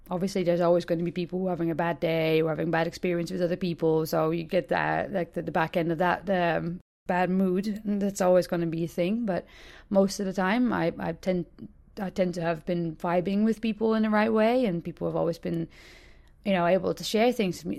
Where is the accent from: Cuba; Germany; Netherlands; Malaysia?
Netherlands; Hilversum, North Holland; my hometown of, uh, Hilversum, Nord-Holland